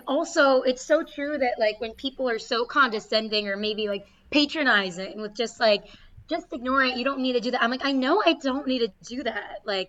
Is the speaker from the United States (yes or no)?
yes; Boston, Massachusetts, United States; accent: Boston; that's my Boston accent.